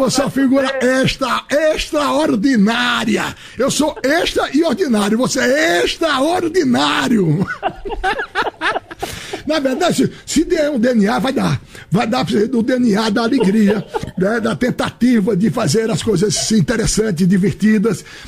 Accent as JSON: {"language": "Portuguese", "town": "Maceió", "region": "Alagoas", "country": "Brazil", "said": "Minha terra é muito é, beneficiada por esse fato de a natureza foi favorável"}